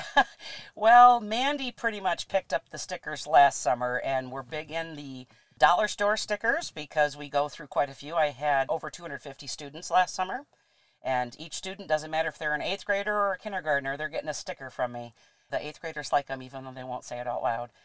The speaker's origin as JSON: {"language": "English", "town": "Traverse City", "region": "Michigan", "country": "United States", "tie": "born or raised there", "said": "I'm a local girl, born and raised in Traverse City"}